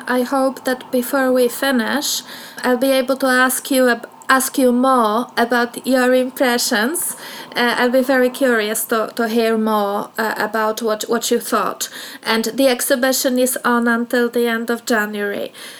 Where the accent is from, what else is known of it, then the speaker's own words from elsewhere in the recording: Poland; moved away as an adult; also born or lived in London, United Kingdom; now in United Kingdom; I come from Poland.